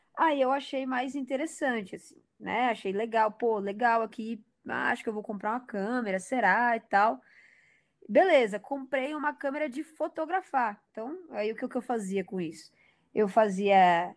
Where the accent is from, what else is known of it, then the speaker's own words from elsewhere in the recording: Porto Velho, Rondônia, Brazil; eu sou de Porto Velho, Rondônia, né? Lá no norte